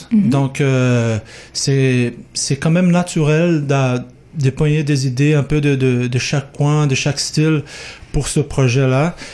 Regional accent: Brazil; moved away; moi, je viens d'une autre culture, je viens du Brésil.

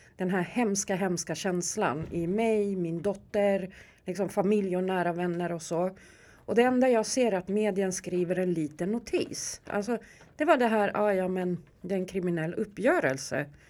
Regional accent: Stockholm, Stockholm County, Sweden; jag är uppväxt här i Järva, jag är från Rinkeby. Jag är riktig Rinkebybo

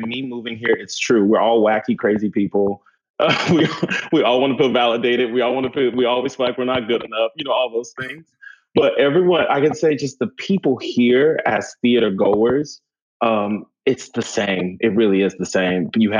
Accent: New York, United States; I can say being a New Yorker coming here

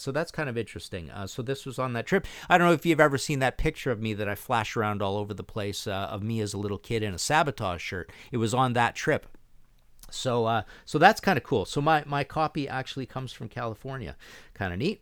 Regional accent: Canada

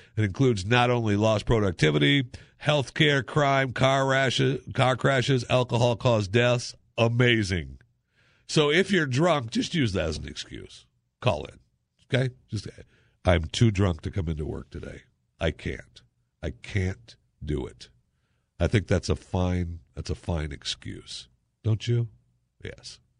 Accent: Michigan, United States; I grew up in Michigan and it was, you know, foundry workers

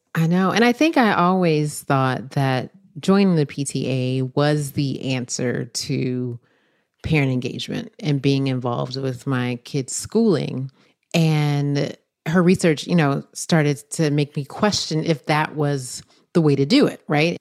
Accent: North Carolina, United States; my home state

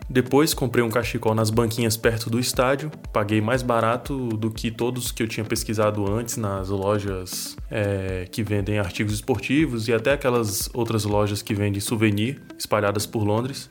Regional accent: Brasília, Federal District, Brazil; eu sou de Brasília

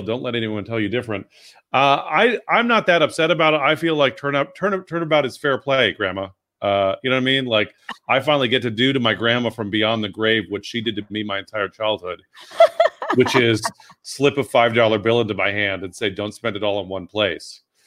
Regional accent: San Francisco, California, United States; growing up in San Francisco, like, you know, like I like I was at pride parades as

